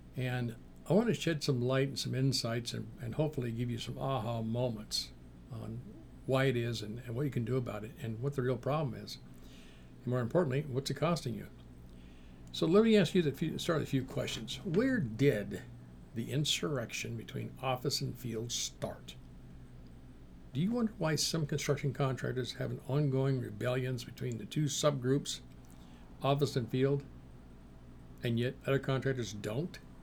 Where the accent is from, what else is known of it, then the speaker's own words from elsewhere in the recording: Seattle, Washington, United States; back when I was a kid in the Seattle area